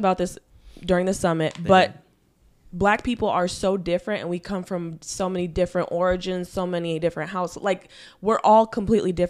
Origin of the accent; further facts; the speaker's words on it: United States; I'm half African, right? But I grew up in the United States, so I identify with Black people, like American culture